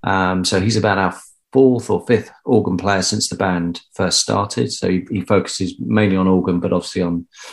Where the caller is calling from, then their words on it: Palgrave, East of England, United Kingdom; So I'm dialing in from home, and that is in the east of England, in a little village called Palgrave, which is in the middle of nowhere.